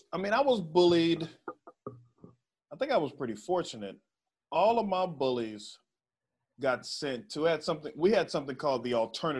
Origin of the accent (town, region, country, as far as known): Waco, Texas, United States